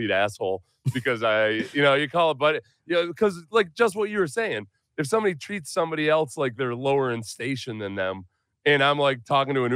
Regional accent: the North, United States; I grew up in the North too

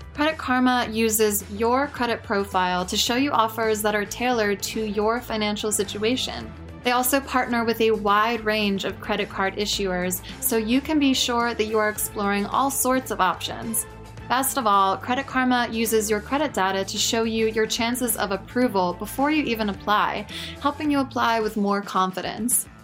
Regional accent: Cinnaminson, New Jersey, United States; also born or lived in Camden, New Jersey; grew up in, um, white suburban middle class school with, like, three black people

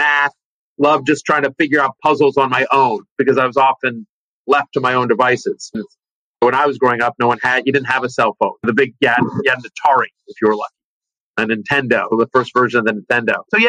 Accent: College Station, Texas, United States; also born or lived in Denver / Richmond / Atlanta / Charlottesville; I was born in Denver, and from Denver, I moved to Richmond, Virginia, to Atlanta, Georgia, to Charlottesville, Virginia, to College Station, Texas by the time I was 12.

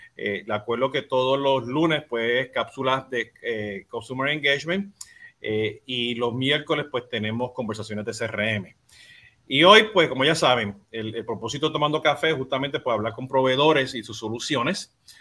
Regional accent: Puerto Rico; now in Florida, United States; Yo siendo boricua

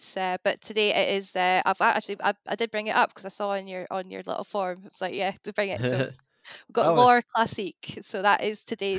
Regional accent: Scottish Borders, Scotland, United Kingdom; now in Norfolk, United Kingdom; because I'm from the Scottish borders, so I'm like just next to Dumfries and Galloway, and I grew up in the countryside.

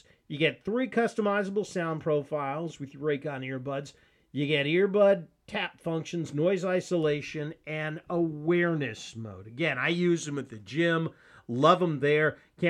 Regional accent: Mobile, Alabama, United States; Let's just say that growing up in Mobile is like growing up in a bad William Faulkner novel.

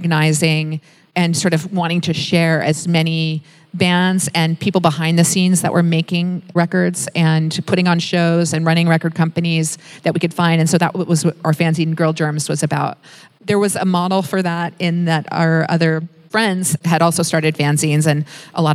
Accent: Washington, District of Columbia, United States; moved away; I come from Washington, D.C. It's the nation's capital

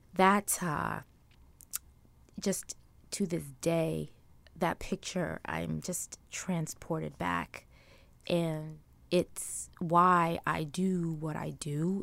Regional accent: New York City, New York, United States; also born or lived in Trinidad; where I grew up in Brooklyn

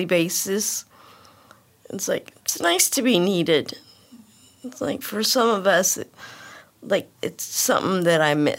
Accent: Roseville, California, United States; I'm from Roseville. Spent most of my life in Roseville

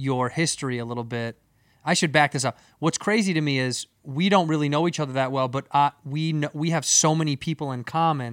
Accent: Chicago, Illinois, United States; moved away; I grew up in Chicago

